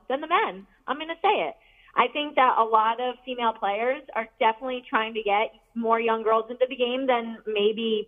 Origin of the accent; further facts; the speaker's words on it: Connecticut, United States; I'm from Connecticut